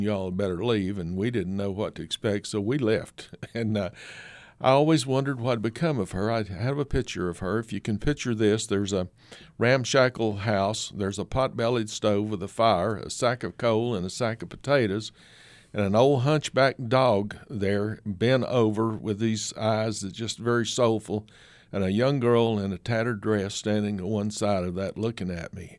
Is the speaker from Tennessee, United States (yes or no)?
yes; Kingsport, Tennessee, United States; also born or lived in Florida / Alabama; I'm from Kingsport, Tennessee, uh, and that region grew up around there